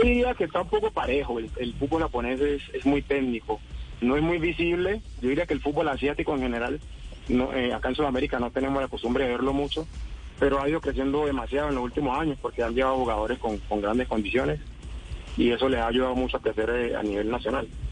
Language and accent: Spanish; Colombia; moved away as an adult; also born or lived in Japan; como colombiano